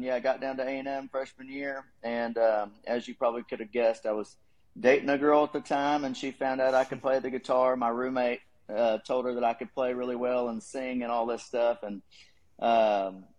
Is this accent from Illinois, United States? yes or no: no; Dallas-Fort Worth area, Texas, United States; moved away as an adult; also born or lived in College Station, Texas; now in Nashville, United States; I grew up in the Dallas-Fort Worth area, like Garland, Plano area, so lived there for a while.